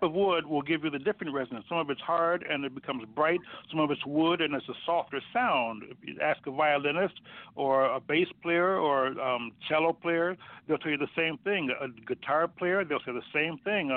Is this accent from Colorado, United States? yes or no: no; Chicago, Illinois, United States; I grew up on Woodlawn Avenue, actually, in Blackstone, where our high school was, 3-4 blocks away. So that was our neighborhood, Hyde Park